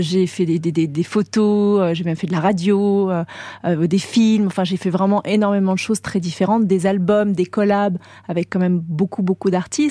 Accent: French Polynesia; moved away as an adult; now in Paris, France; Ma vie d'avant, pour moi, c'est Tahiti, c'est mon enfance, c'est là où j'ai grandi

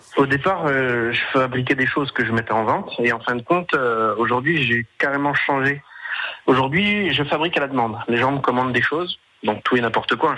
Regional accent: Corsin, Bourgogne-Franche-Comté, France; je suis originaire de Corsin, hein, mais mon entreprise est située à Montbard.

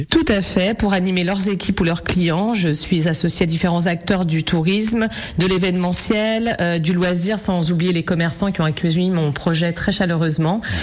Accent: Lorient area, Brittany, France; moved away as an adult; Je suis revenue il y a sept ans dans ma région natale

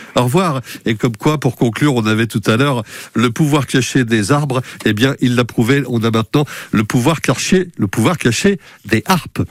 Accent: Mayenne, Pays de la Loire, France; chez nous, en Mayenne

